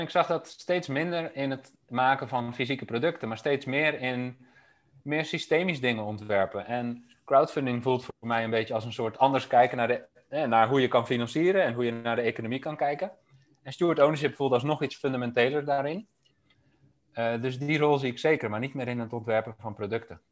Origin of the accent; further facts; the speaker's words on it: Amsterdam, North Holland, Netherlands; moved away as an adult; also born or lived in Delft; Ik kwam zelf uit Amsterdam.